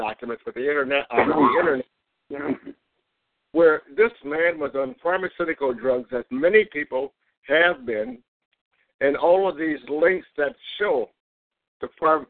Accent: Cleveland, Ohio, United States; Hey, Gary, I'm from the Cleveland area

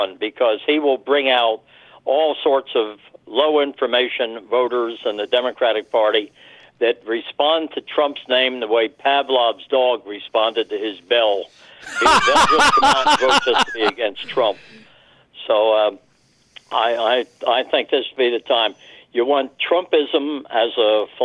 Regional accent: Chester, Pennsylvania, United States; I grew up in Chester, Pennsylvania

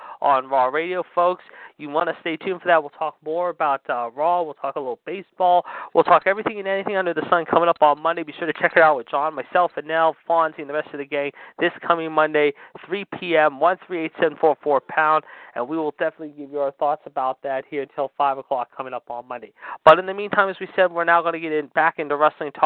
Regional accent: Pittsburgh, Pennsylvania, United States; born or raised there

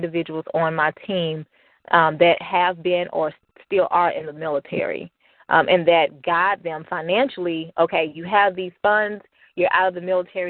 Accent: Birmingham, Alabama, United States; moved away; I'm originally from Birmingham, Alabama

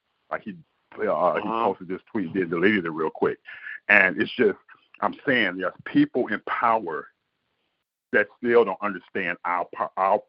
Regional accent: Detroit, Michigan, United States; I grew up born and raised in Detroit

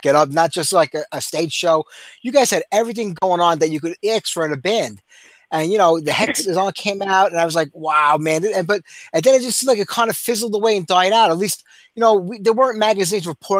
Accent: New York City, New York, United States; New York City.

